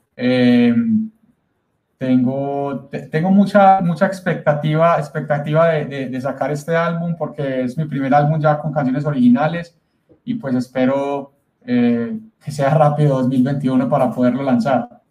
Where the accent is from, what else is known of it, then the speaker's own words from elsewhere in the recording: Colombia; aquí en mi país, Colombia